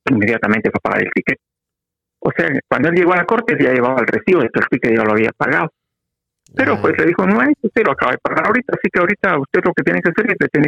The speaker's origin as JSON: {"language": "Spanish", "region": "Quetzaltenango", "country": "Guatemala", "lives_now": "Guatemala City, Guatemala", "said": "fíjese que cuando llegué a la capital de Guatemala, me fui a vivir a una casa de pensionistas, casa de huéspedes, se llama ahí en la zona 1. Y a un amigo también que llegó conmigo, los dos llegamos oh. procedentes de Chela para la capital."}